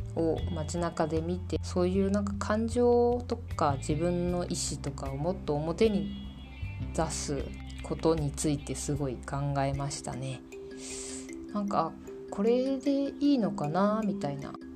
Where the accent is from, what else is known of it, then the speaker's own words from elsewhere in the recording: Fukuoka, Japan; moved away as an adult; also born or lived in Kanagawa; now in Poland; 私はですね福岡県出身で、まあ、福岡県で生まれ育ったっていう形になります